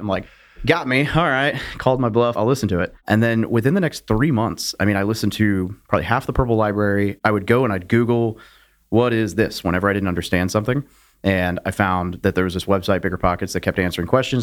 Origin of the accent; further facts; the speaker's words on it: Little Rock, Arkansas, United States; moved away as an adult; I grew up in Little Rock, Arkansas.